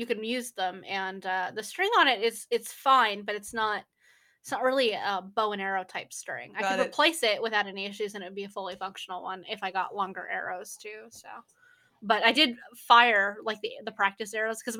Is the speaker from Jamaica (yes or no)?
no; Oregon, United States; moved away; also born or lived in Texas; I am from Oregon